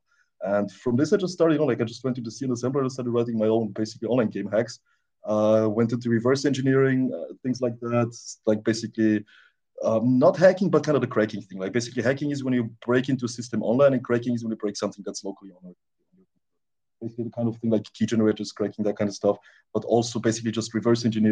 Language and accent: English; Austria; also born or lived in Romania; I moved to Austria when I was a little kid. So yeah, basically that. I grew up pretty much all my life in Austria